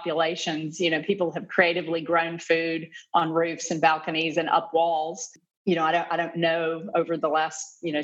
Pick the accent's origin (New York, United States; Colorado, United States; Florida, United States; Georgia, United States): Georgia, United States; Atlanta; moved away as an adult; also born or lived in Kentucky / Lexington, Kentucky; now in Melbourne, Australia; I'm originally from the United States. I grew up in the Southeast from Atlanta, Georgia.